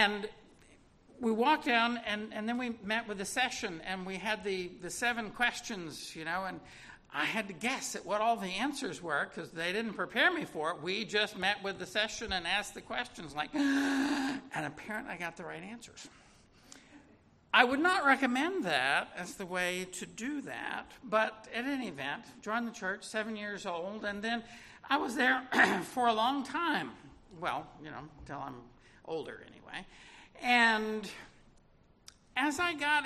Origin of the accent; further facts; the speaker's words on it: Little Rock, Arkansas, United States; I was born in Little Rock, Arkansas in 1958